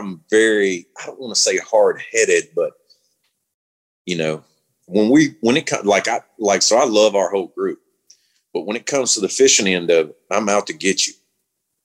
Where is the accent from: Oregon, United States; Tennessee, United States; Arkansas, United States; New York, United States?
Arkansas, United States; Star City; moved away as an adult; now in Gonzales, Louisiana, United States; I grew up in Southeast Arkansas